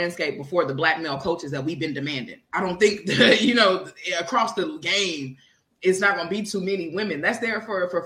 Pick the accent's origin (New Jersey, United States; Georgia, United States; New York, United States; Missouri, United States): Missouri, United States; Kansas City; moved away as an adult; I have not lived in Kansas City, my hometown, since I was 18 years old.